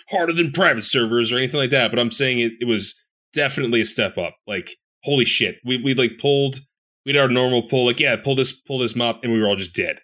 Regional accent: Philadelphia, Pennsylvania, United States; I'm a Philadelphian

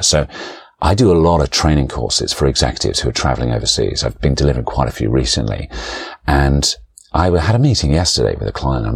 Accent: London, United Kingdom; I grew up around Forest Hill

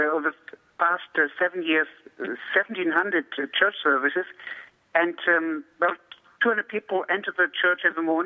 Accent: Germany; moved away; I grew up in Germany

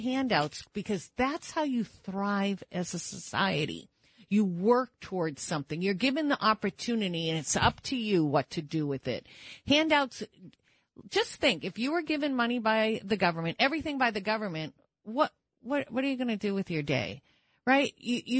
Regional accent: New Hampshire, United States; accent: New England; my home state, New Hampshire

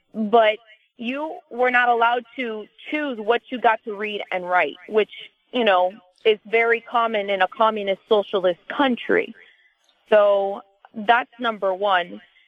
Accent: South Florida, United States; I'm 25 years old. I'm from the South Florida area. I know this very well, and I have a different perspective on this because I come from a family of Cubans, really. I'm Cuban descent. My great-grandparents fled the country in the early

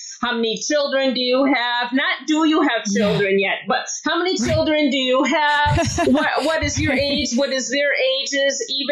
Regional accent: United States; as an American

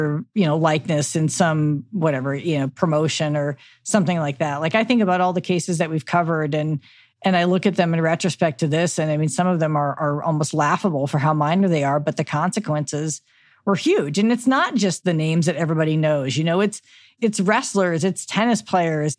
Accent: Midwest, United States; I'm from the Midwest.

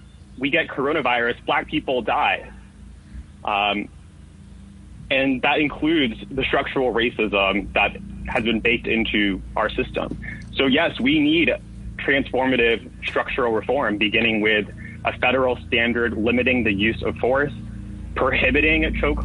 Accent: New York City, New York, United States; I'm the son of immigrants born and raised in New York's 10th District on the border of Hell's Kitchen and the Upper West Side

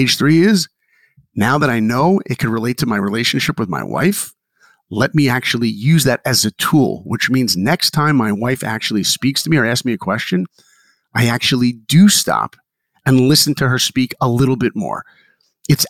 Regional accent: Philadelphia, Pennsylvania, United States; moved away; also born or lived in New York; I grew up in Philadelphia

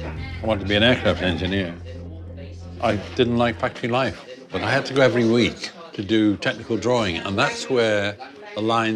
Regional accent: Wales, United Kingdom; Well, I am Welsh.

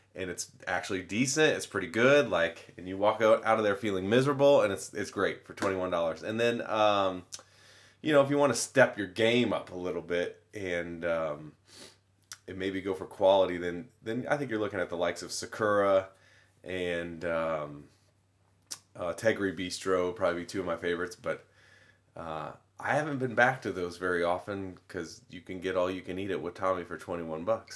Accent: Wabash, Indiana, United States; I'm an Indiana kid. I'm from Wabash, Indiana, so, uh, middle of nowhere, middle north Indiana farmland. Great place to grow up

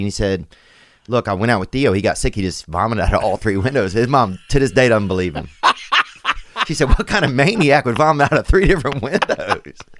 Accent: Louisiana, United States; also born or lived in Los Angeles; now in Nashville, United States; I'm from Louisiana originally

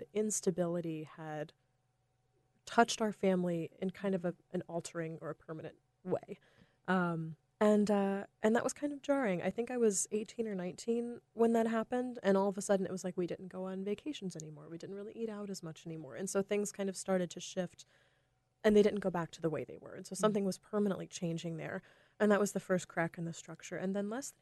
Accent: North Carolina, United States; I grew up in North Carolina

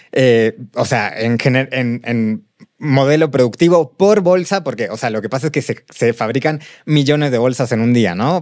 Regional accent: Mexico City, Mexico; crecimos aquí en Ciudad de México

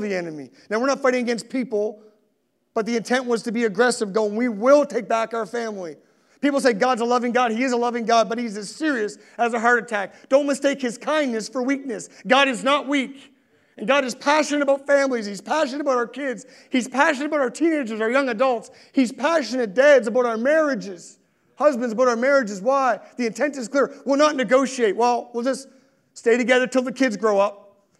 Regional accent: Halifax, Nova Scotia, Canada; also born or lived in Sackville, Nova Scotia; I grew up in Spryfield

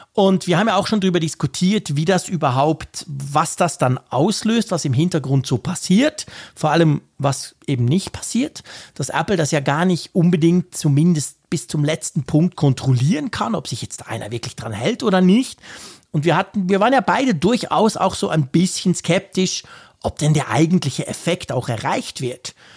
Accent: Switzerland; ich ja als Schweizer

